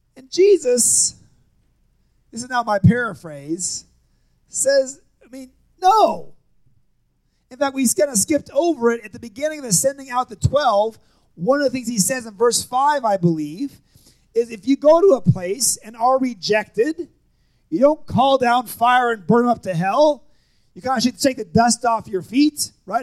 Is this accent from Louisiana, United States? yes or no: no; Seattle, Washington, United States; moved away as an adult; also born or lived in Nampa, Idaho / Kansas City; I grew up in Seattle.